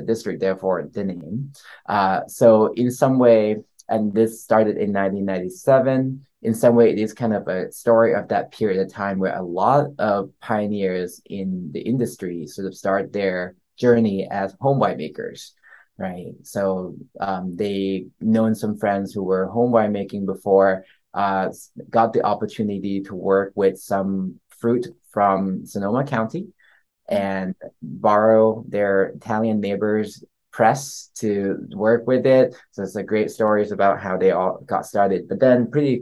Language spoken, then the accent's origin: English; Bangkok, Thailand; moved away; also born or lived in East Coast, United States; I grew up in Bangkok, Thailand.